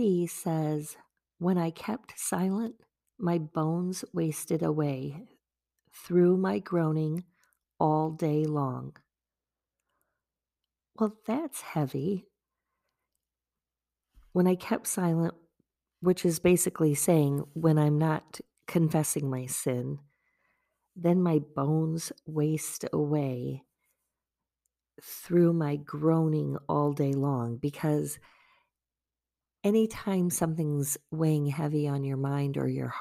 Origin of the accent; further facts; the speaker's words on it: Wisconsin, United States; also born or lived in Virginia; being from Wisconsin